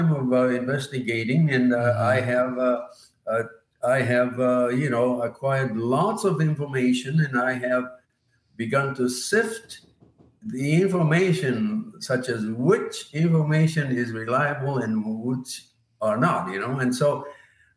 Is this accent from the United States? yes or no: no; Yokohama, Kanagawa, Japan; moved away; when I was growing up in Yokohama, Japan